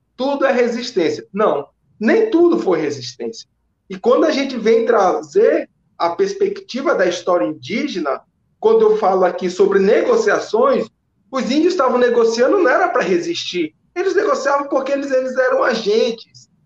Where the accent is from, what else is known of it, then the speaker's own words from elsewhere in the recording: São Luís, Maranhão, Brazil; moved away as an adult; also born or lived in Belo Horizonte; now in Belém, Brazil; eu sou de São Luís, do bairro da Coab, mas há seis anos que eu já. Seis, seis anos que eu estou em Belém